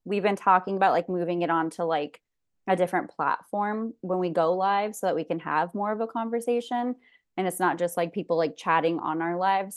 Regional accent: California, United States; born and raised in California, mom of two.

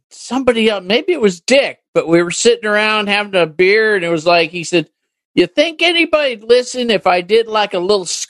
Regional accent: California, United States; moved away as an adult; also born or lived in Texas / Oregon / Washington; I'd been born and raised in California

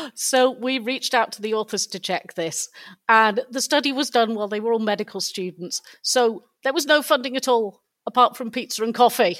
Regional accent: United Kingdom; being British

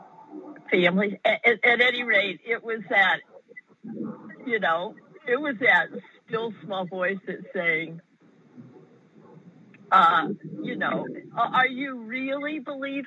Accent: Pennsylvania, United States; moved away as an adult; also born or lived in Buffalo, New York / Washington, D.C. / Tucson, Arizona / northern Wisconsin; now in Austin, United States; I was born in Pennsylvania

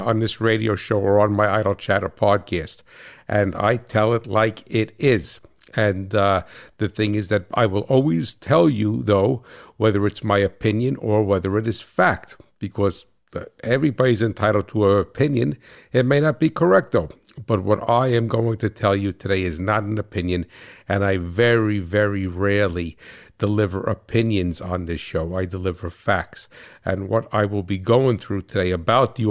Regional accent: New Jersey, United States; I'm from Jersey

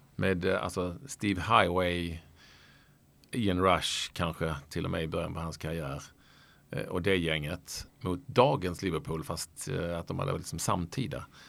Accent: Malmö, Skåne, Sweden; accent: Scanian; jag är från Lindängen, det är typ samma getto liksom, eller getto, getto, det är samma typ av uppväxtstil. Jag, hade uppväxt, jag är uppväxt med massor med ex-jugoslaver

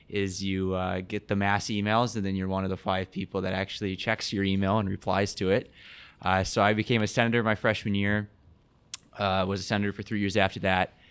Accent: Sioux Center, Iowa, United States; I'm from Sioux Center, Iowa, so northwest corner of the state.

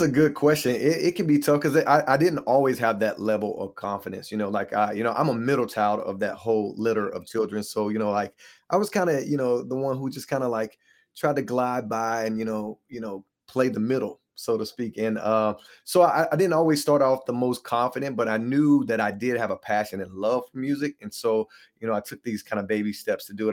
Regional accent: Hickory, North Carolina, United States; I was born and raised in Hickory, North Carolina, so that's where I'm originally from

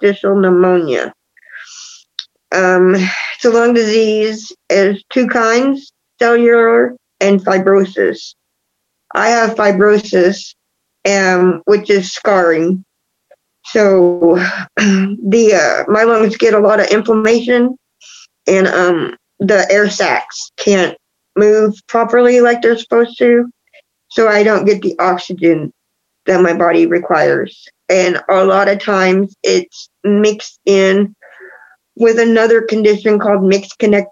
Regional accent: Texas, United States; now in Kansas, United States; my home state, Texas

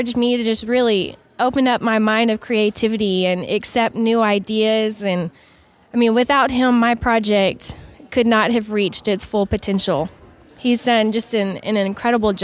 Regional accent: Lampasas, Texas, United States; We're actually from Lampasas, Texas

